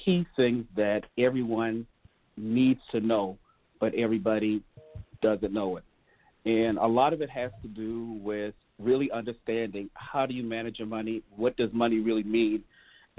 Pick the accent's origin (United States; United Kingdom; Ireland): United States; Hollywood, South Carolina; moved away as an adult; now in Milwaukee, United States; I was born and raised in Hollywood, South Carolina, right outside of Charleston. So I'm definitely a Southern guy.